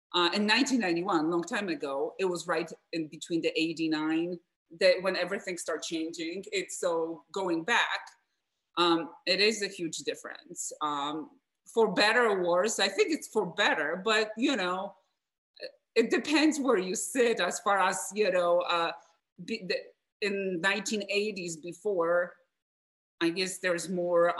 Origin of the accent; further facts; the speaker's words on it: Wrocław, Lower Silesian Voivodeship, Poland; English is a second language; now in United States; So I'm from Poland, from Wrocław.